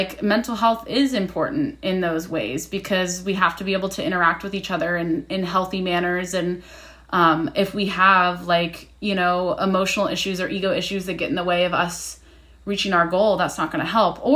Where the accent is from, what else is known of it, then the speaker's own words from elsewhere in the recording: Midwest, United States; I grew up in the Midwest